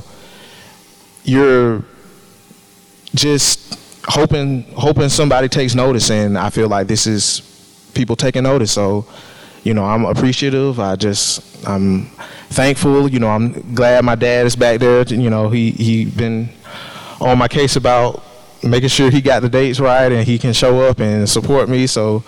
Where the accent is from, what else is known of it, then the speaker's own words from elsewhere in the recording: Columbus, Ohio, United States; I grew up in Columbus, and I remember my dad taking me to the Columbus Museum and seeing that bonfire painting.